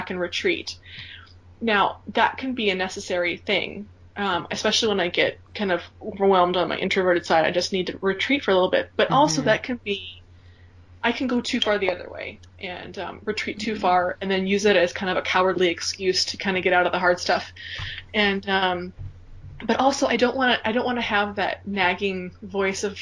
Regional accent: Minnesota, United States; I grew up in Minnesota, and I grew up as a part of a very, how shall I put this? A very Scandinavian farmer, work super hard family

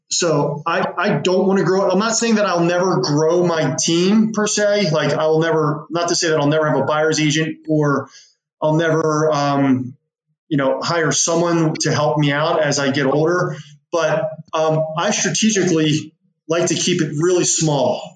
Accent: West Chester, Pennsylvania, United States; it was in my hometown where I live. And I will sell homes outside of that, but I target Westchester, Pennsylvania

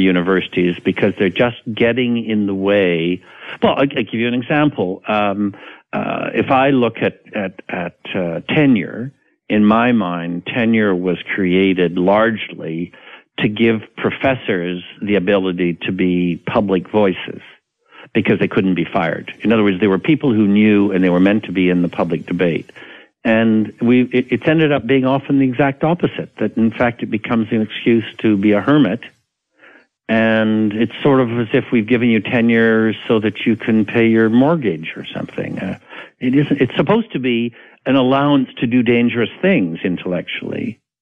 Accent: Canada; I'm a Canadian.

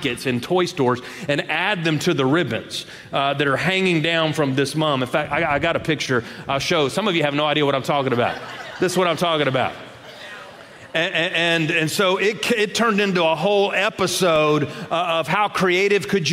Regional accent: Shreveport, Louisiana, United States; I grew up in Shreveport, Louisiana

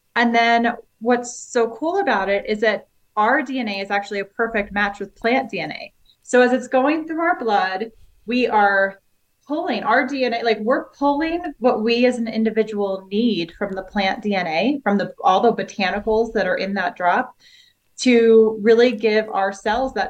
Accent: Boulder, Colorado, United States; I'm from Boulder, Colorado

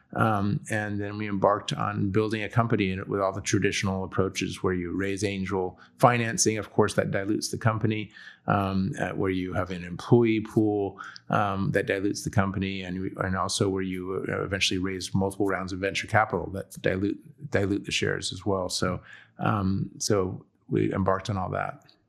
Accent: San Diego, California, United States; also born or lived in Chicago / England; I am from, I grew up in San Diego, California, Southern California

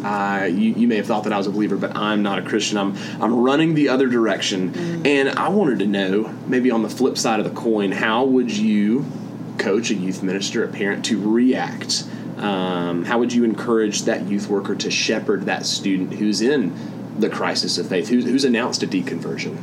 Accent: the American South, United States; I'm from the American South

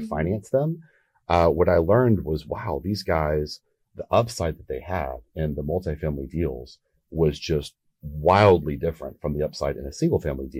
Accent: Texas, United States; I'm from Texas

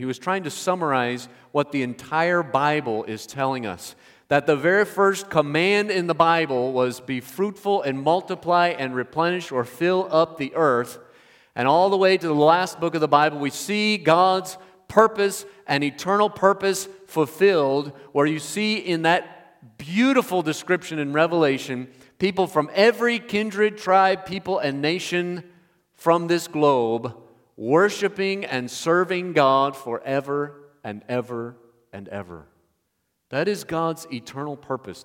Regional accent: Indiana, United States; I grew up in Indiana

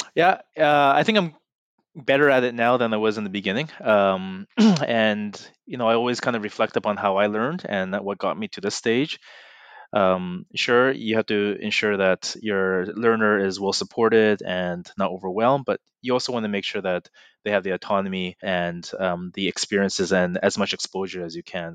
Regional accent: Burnaby, British Columbia, Canada; I'm from Burnaby, uh, and my parents still live three, four blocks away

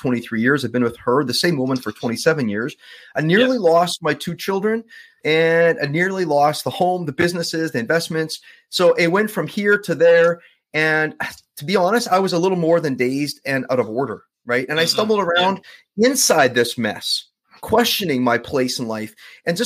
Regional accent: Winnipeg, Manitoba, Canada; now in Vancouver, Canada; born and raised in Southern Manitoba. So Winnipeg

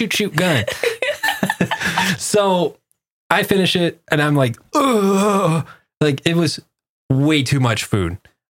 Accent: Texas, United States

